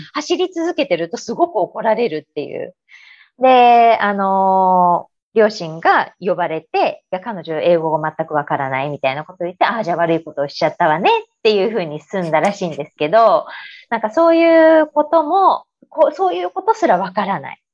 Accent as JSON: {"language": "Japanese", "region": "Aichi", "country": "Japan", "tie": "born or raised there", "also_born_or_lived": "Yokohama / Chicago", "said": "日本で生まれ育ち、うん、えー、愛知県の方で生まれまして"}